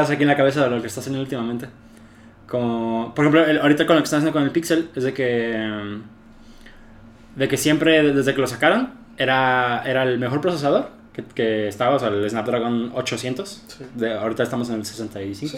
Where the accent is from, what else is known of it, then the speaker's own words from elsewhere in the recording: Mexico; aquí en México